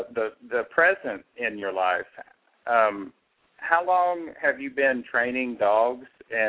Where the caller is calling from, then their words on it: Tennessee, United States; I'm calling from Tennessee.